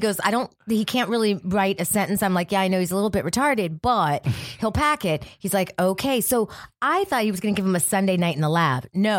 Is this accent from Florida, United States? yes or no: yes; Miami, Florida, United States; now in Los Angeles, United States; But I'm from Miami.